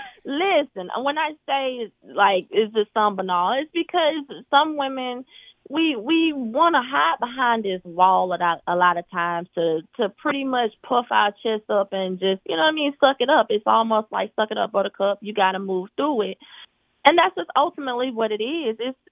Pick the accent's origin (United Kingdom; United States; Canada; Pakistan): United States; Atlanta, Georgia; And I'm from Atlanta.